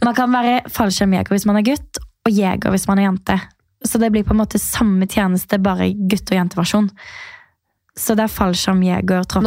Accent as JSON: {"language": "Norwegian", "town": "Birkeland", "region": "Agder", "country": "Norway", "tie": "born or raised there", "moved": "yes", "lives_now": "Oslo, Norway", "said": "jeg er rett og slett eh, vokst opp på et veldig lite sted som heter Birkeland. Ja. Og der, eh, altså Det er ca. en halvtime unna Kristiansand. Så det er på Sørlandet"}